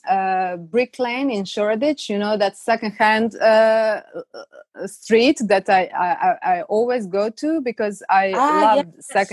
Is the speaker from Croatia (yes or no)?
yes; Croatia; moved away as an adult; now in London, United Kingdom; I grew up in Croatia, lived there for most of my life